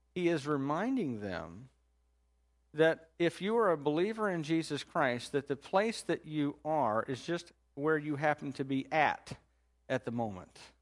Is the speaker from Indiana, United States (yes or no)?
yes; Indiana, United States; now in Chillicothe, United States; I'm from Indiana